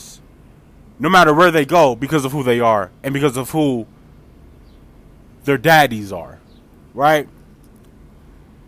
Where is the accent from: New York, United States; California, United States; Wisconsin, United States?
Wisconsin, United States; Milwaukee; I'm from Milwaukee